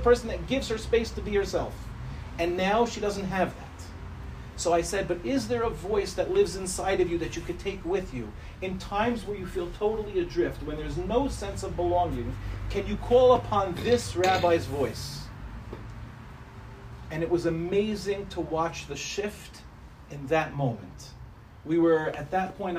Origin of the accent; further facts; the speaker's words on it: New York City, New York, United States; now in Ramat Beit Shemesh, Israel; I went to Yeshiva Darche Torah for elementary school. For those of you that know Far Rockaway, I was expelled from Hafter in fifth grade